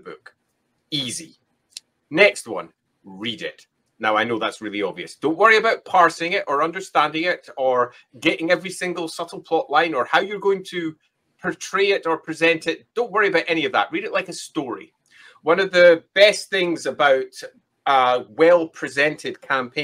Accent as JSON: {"language": "English", "region": "Scotland", "country": "United Kingdom", "said": "I'm Scottish."}